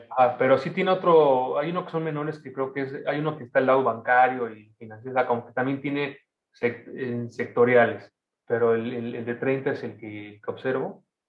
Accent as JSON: {"language": "Spanish", "country": "Mexico", "also_born_or_lived": "Argentina", "moved": "yes", "lives_now": "Toronto, Canada", "said": "en México estamos muy pegados"}